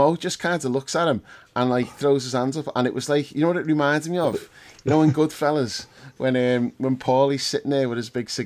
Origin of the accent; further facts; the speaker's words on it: England, United Kingdom; I don't really class myself as English. I am, but I'd rather not be.